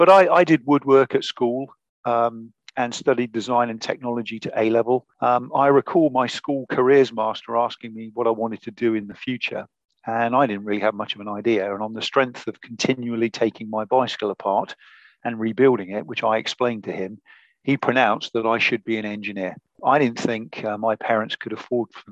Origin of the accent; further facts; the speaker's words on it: Buckingham, South East England, United Kingdom; Buckingham is my hometown. In fact, my mum still lives there.